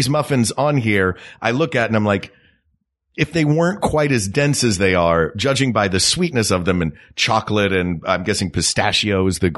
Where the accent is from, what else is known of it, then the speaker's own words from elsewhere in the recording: Knoxville, Tennessee, United States; I grew up in Tennessee